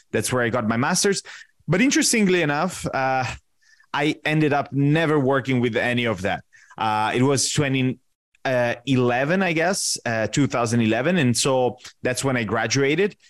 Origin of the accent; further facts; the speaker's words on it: Italy; moved away as an adult; also born or lived in Washington, D.C., United States; now in Rio de Janeiro, Brazil; I'm originally Italian. I was born and raised in Italy